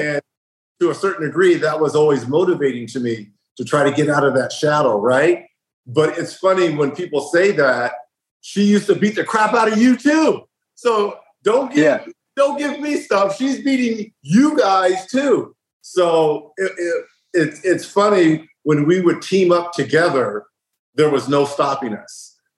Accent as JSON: {"language": "English", "town": "Riverside", "region": "California", "country": "United States", "tie": "born or raised there", "said": "Growing up in Riverside, California"}